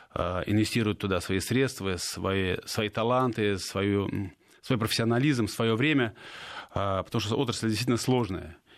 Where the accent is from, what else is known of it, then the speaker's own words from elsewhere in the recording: Saint Petersburg, Russia; губернатор моего родного города Георгий Сергеевич Полтавченко